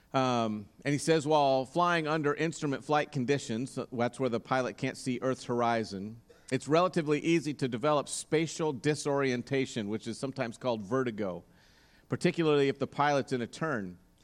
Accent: Roseburg, Oregon, United States; growing up in Roseburg

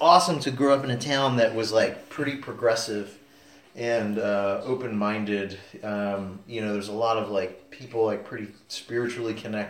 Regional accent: Sarasota, Florida, United States; also born or lived in Clearwater, Florida; Yeah, I'm a Sarasota. No. I was born in Clearwater. Okay. But I moved to Sarasota at like 2.5

